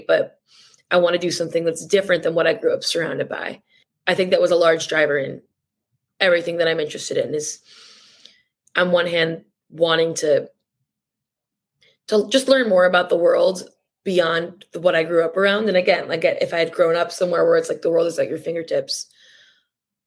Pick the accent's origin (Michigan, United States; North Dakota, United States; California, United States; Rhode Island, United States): Michigan, United States; Bloomfield; moved away as an adult; now in New York City, United States; I grew up in Bloomfield